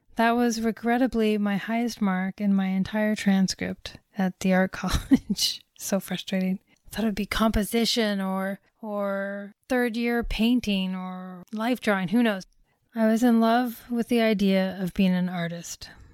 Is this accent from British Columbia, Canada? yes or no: no; Toronto, Ontario, Canada; I am from Toronto, but not from downtown